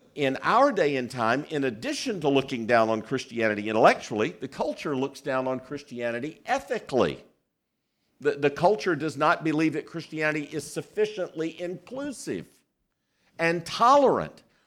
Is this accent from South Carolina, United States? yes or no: yes; South Carolina, United States; I was born in South Carolina